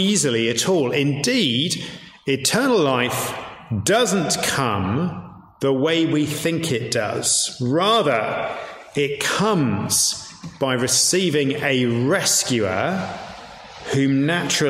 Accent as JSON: {"language": "English", "town": "York", "region": "Yorkshire and the Humber", "country": "United Kingdom", "said": "I'm from York, much rougher than Leeds"}